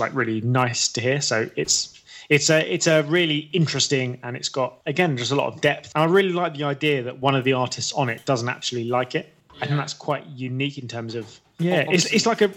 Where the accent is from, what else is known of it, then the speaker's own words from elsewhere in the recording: England, United Kingdom; we're both English